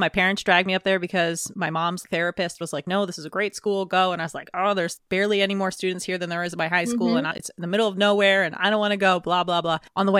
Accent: Pennsylvania, United States; because I grew up in Pennsylvania

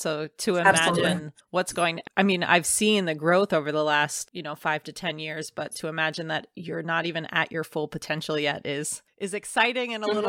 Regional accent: Pennsylvania, United States; I grew up in Pennsylvania

